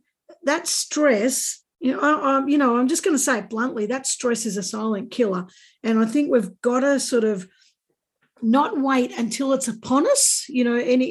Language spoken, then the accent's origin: English; Australia; I'm Australian